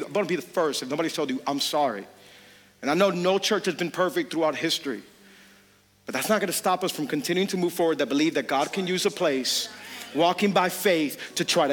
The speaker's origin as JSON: {"language": "English", "town": "Hialeah", "region": "Florida", "country": "United States", "tie": "born or raised there", "said": "I grew up in Hialeah. You could take me out of Hialeah, but then you got to get Hialeah out of me"}